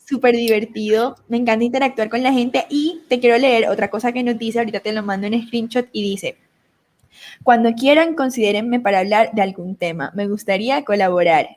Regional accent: Montelíbano, Córdoba, Colombia; accent: costeño; moved away; also born or lived in Medellín; Yo soy colombiana, nacida en Montería, Córdoba, criada en Montelibano, Córdoba

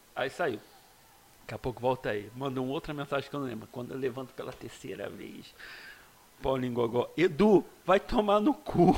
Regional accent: Magé, Rio de Janeiro, Brazil; sou de Magé mesmo, né? Nascido e criado

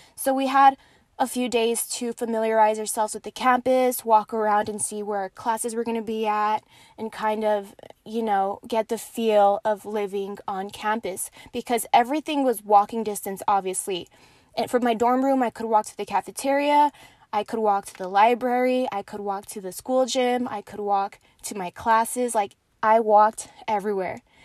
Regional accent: Horizon City, Texas, United States; also born or lived in Las Cruces, New Mexico; I grew up in Horizon City in El Paso

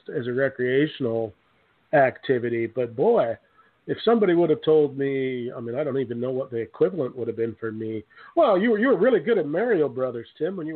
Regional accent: Canada; being a Canadian

